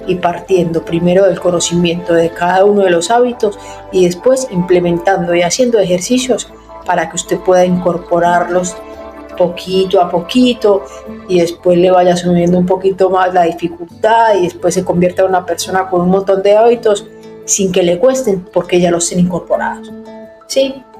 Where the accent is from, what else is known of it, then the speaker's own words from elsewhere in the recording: Paisa, Antioquia, Colombia; moved away as an adult; now in Buenos Aires, Argentina; Soy una paisa que vive en Buenos Aires hace 10, 11 años